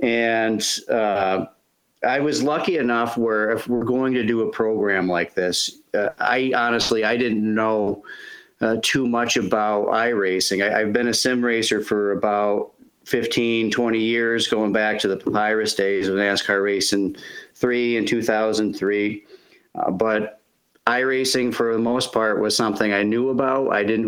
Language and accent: English; Fulton, New York, United States; So I've been Parks and Recreation Director here for about 2.5 years, and this is my hometown.